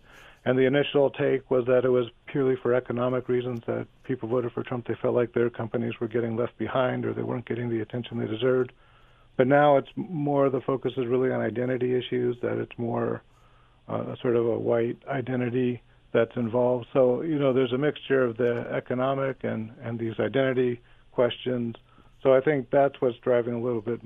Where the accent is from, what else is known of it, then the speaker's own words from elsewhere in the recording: Southern California, United States; when I grew up in Southern California